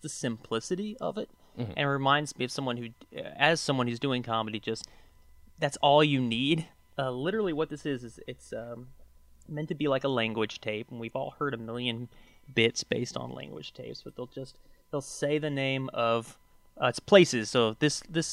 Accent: southern Indiana, United States; moved away as an adult; also born or lived in Chicago; I'm from Indiana originally, so I lived I grew up in southern Indiana and went to college in Indiana

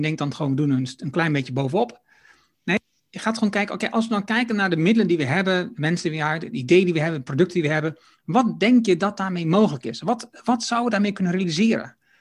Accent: Netherlands; als Nederlander

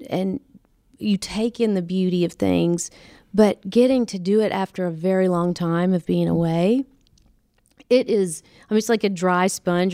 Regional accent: Nashville, Tennessee, United States; moved away as an adult; now in Los Angeles, United States; I was born and raised in Nashville

